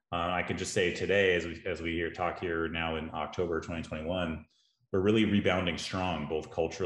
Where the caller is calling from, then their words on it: Austin, Texas, United States; I am in Austin, Texas, at my house, it's a lovely day.